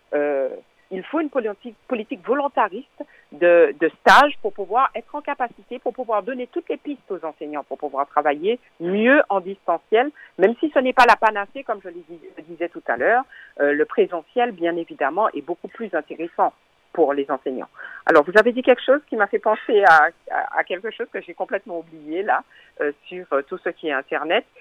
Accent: Martinique; en tant que martiniquaise, en tant que syndicaliste aussi

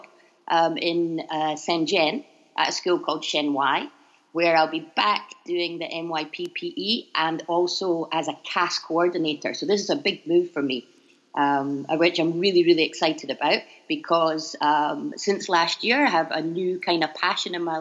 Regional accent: Edinburgh, Scotland, United Kingdom; moved away as an adult; also born or lived in Japan / Libya / China / Tanzania; now in Bangkok, Thailand; you'll probably tell I'm from Scotland, so I hope you can all understand me. I'm from Edinburgh.

